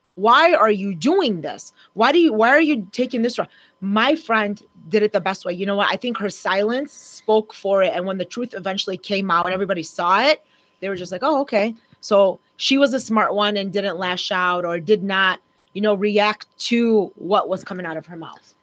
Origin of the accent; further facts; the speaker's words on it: Oak Park, United States; growing up in Oak Park